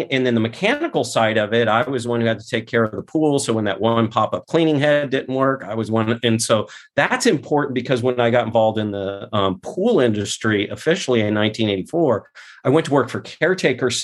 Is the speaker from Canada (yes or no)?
no; Scottsdale, Arizona, United States; I was born not in Scottsdale, but I was raised in South Scottsdale, Arizona.